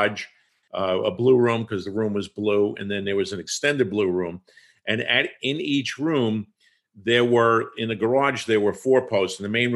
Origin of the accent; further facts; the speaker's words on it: Long Island, New York, United States; also born or lived in Tennessee; I grew up on Long Island